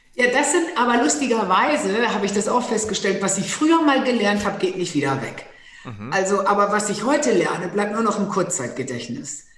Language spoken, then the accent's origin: German; Low German-speaking northern Germany, Germany; accent: Plattdeutsch; first language Low German; German is a second language; ich selber so plattdeutsch aufgewachsen bin